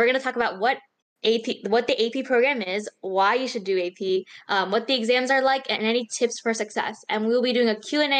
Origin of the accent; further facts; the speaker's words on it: Maryland, United States; I'm from Maryland